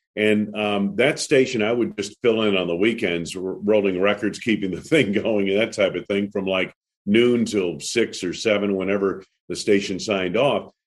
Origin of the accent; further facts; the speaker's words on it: New England, United States; I grew up on skis in New England